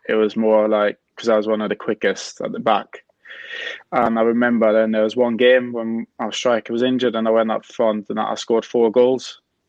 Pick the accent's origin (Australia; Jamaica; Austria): Austria; Vienna; English is a second language; obviously I'm from Vienna. So like in Austria, there's 9 different kind of areas that you play against.